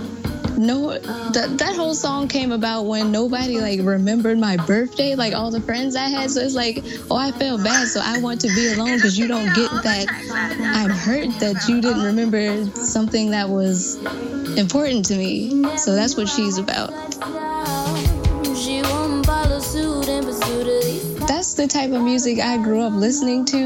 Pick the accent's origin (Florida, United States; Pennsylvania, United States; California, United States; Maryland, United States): Maryland, United States; I'm from Maryland, and I'm a bit of everything.